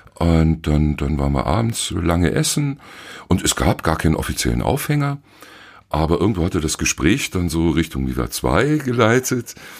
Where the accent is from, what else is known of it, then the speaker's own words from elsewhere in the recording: Allgäu, Bavaria, Germany; moved away; Ich bin Allgäuer und war damals auch noch im, im Allgäu